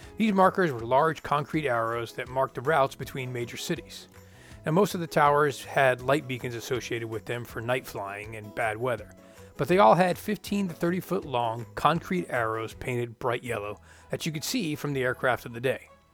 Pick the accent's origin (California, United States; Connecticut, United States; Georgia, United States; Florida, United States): Florida, United States; I'm from Florida